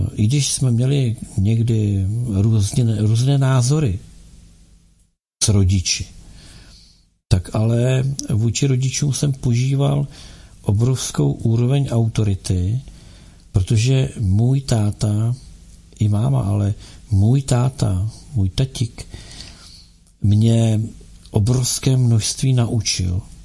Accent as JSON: {"language": "Czech", "region": "Bohemia", "country": "Czechia", "said": "tady u nás v Čechách"}